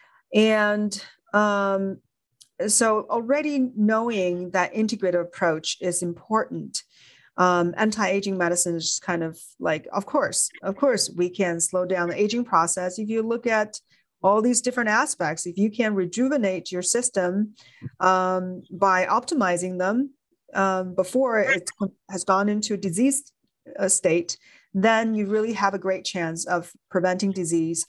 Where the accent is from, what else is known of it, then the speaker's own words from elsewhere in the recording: China; moved away as an adult; now in United States; Growing up in China